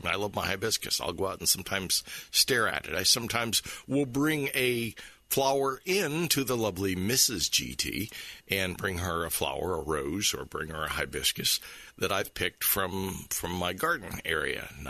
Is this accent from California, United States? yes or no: no; St. Petersburg, Florida, United States; also born or lived in Clearwater, Florida / Oldsmar, Florida; I was born in St. Petersburg, and I've lived most of my life either in Clearwater or Oldsmar or in this area. And so for me, I consider myself certainly a Florida boy